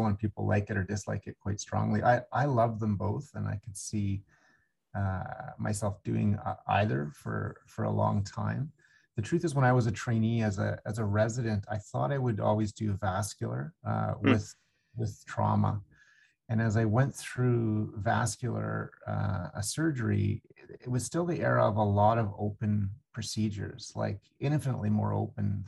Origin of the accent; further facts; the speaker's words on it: Alberta, Canada; also born or lived in Vancouver, British Columbia / Toronto, Ontario / Atlanta, Georgia / Indiana; I'm a Western Canadian kid, I guess you could say. I grew up in Alberta